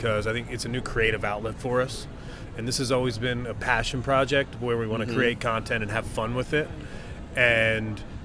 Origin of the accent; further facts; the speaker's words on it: Delaware County, Pennsylvania, United States; now in Charlotte, United States; I'm from Delaware County, and the stadium is in Chester, Delaware County. Mm-hmm. Not far from, you know, where I grew up